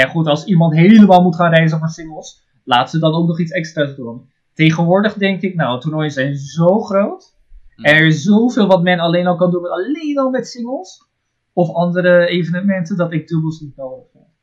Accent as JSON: {"language": "Dutch", "country": "Netherlands", "also_born_or_lived": "Japan", "said": "Ik kom uit Nederland"}